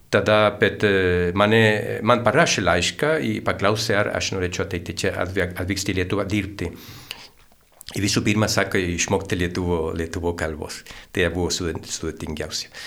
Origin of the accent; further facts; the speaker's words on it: Santiago, Santiago Metropolitan Region, Chile; Lithuanian is a second language; moved away as an adult; now in Lithuania; Taip, aš e, atvykau į Lietuvą prieš jau 26 metus. Aš esu čilietis, gimiau sostinėje Santiagė